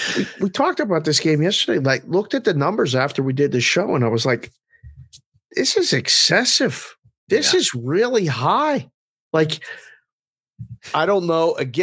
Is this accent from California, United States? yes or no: no; Pittsburgh, Pennsylvania, United States; now in Las Vegas, United States; even as a kid growing up in Pittsburgh.